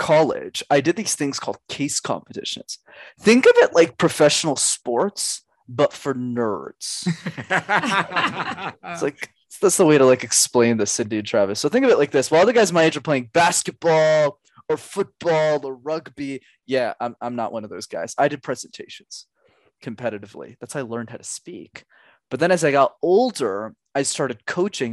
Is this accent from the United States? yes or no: no; Canada; I'm Canadian